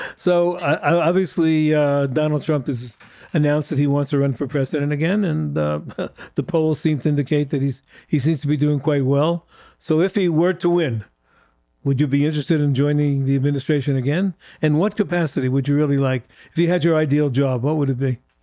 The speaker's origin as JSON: {"language": "English", "country": "United States", "said": "as an American Jew"}